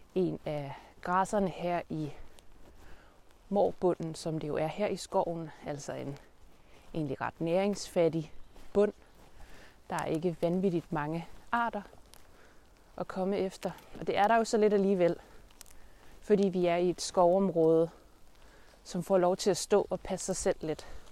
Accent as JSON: {"language": "Danish", "country": "Denmark", "said": "vores udgangspunkt som danskere"}